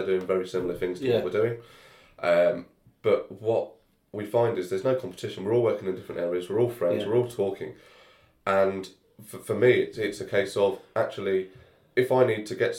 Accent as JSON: {"language": "English", "country": "United Kingdom", "said": "being a Brit"}